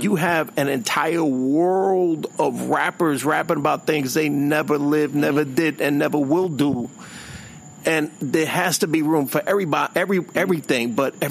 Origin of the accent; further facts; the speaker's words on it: New York City, New York, United States; I'm from, you know, the inner city. I'm from the Bronx